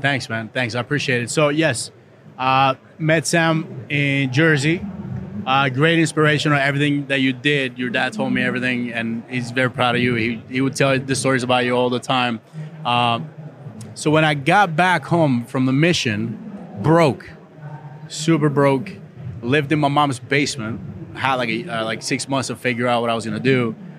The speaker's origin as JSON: {"language": "English", "country": "Costa Rica", "tie": "born or raised there", "moved": "yes", "said": "I was born in Costa Rica, poor country"}